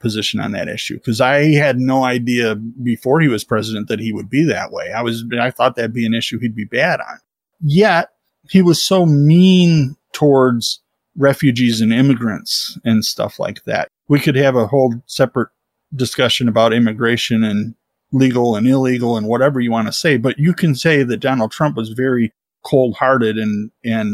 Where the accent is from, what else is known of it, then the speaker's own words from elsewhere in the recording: United States; I'm proud to be an American